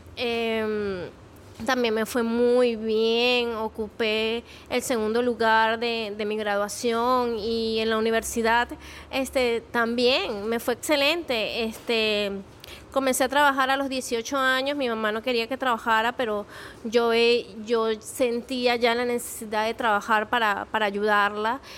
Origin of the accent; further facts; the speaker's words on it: Venezuela; soy venezolana